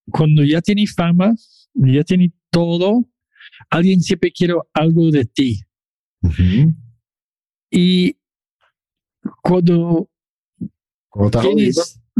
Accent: Chile; now in Toronto, Canada; Yo soy chileno de Toronto.

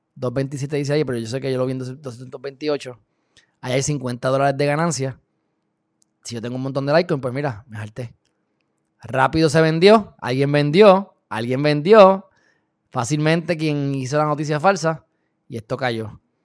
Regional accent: Puerto Rico; Yo soy puertorriqueño, mi papá es cubano, pero yo soy hijo del planeta Tierra

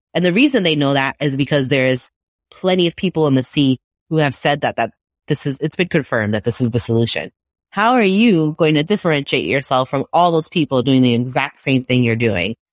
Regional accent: New York City, New York, United States; I'm from Brooklyn

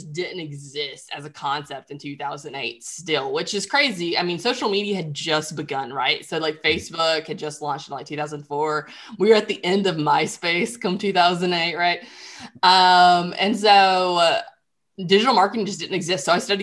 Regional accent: Central Alabama, United States; also born or lived in Nashville, Tennessee / Mobile, Alabama; I'm from Central Alabama originally and live in Mobile, Alabama today.

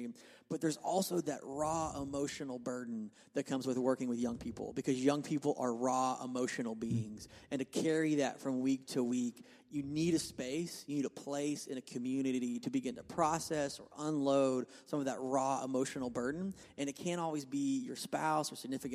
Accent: Oklahoma City, Oklahoma, United States; now in Tulsa, United States; I grew up in Oklahoma and grew in a healthy youth ministry in Oklahoma City

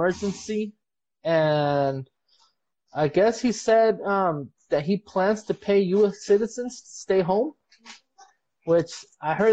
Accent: Bloomington, California, United States; my family, like we're from Bloomington. Like we said, we're from San Bernardino County.

